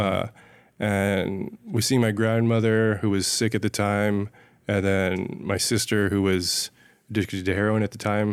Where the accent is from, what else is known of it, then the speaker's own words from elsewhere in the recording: San Ysidro, California, United States; now in Los Angeles, United States; I grew up in San Ysidro, which is, like, right on the border of Mexico and California